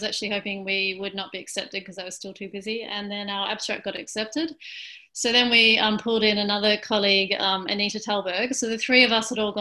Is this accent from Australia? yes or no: yes; Australia; also born or lived in United Kingdom / Brussels, Belgium; now in Melbourne, Australia; I'm from Australia